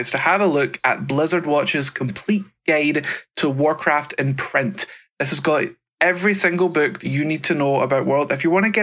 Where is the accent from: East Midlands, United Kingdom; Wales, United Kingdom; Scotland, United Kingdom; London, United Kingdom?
Scotland, United Kingdom; accent: British